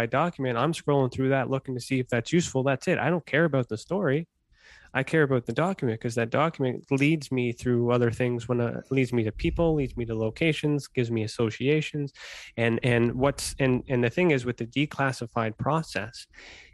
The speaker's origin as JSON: {"language": "English", "country": "Canada", "said": "I'm Canadian"}